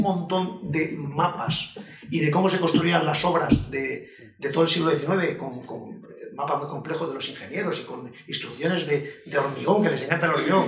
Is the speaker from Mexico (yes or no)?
no; Spain; nosotros en España